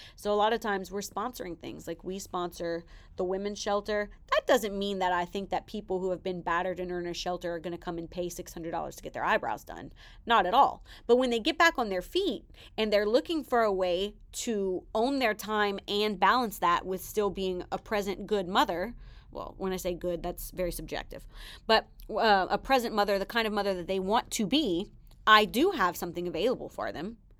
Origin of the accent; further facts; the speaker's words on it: the South, United States; I'm from the South